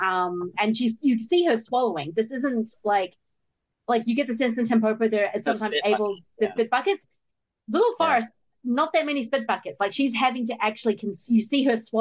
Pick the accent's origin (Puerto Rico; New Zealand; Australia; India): New Zealand; I'm a New Zealander.